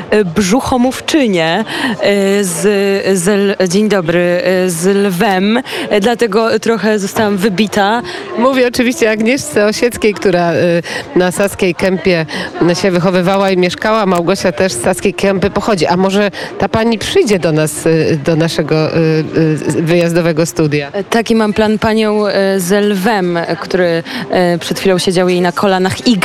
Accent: Wrocław, Lower Silesian Voivodeship, Poland; jestem z Wrocławia

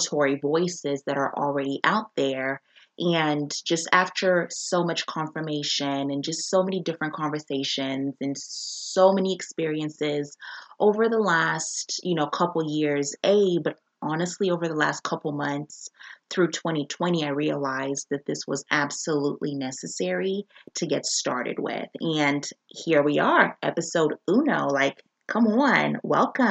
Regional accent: Zambia; now in United States; I am a Black woman born and raised in Zambia

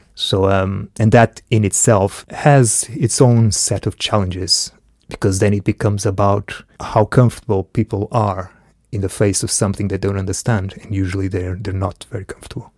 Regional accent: Portugal; also born or lived in Angola; I was born in Angola. I left when I was one, so I grew up in Portugal.

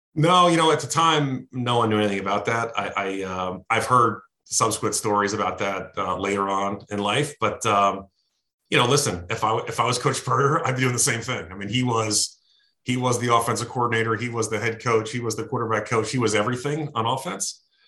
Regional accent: Westfield, New Jersey, United States; I'm from Westfield, New Jersey. Uh, still live here today

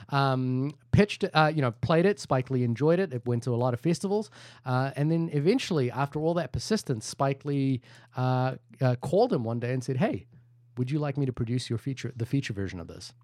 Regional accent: India; I'm Indian

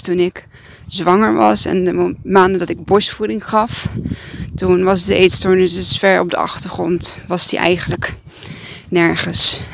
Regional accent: Serbia; now in Breda, Netherlands; het is Servië, dat is mijn vaderland

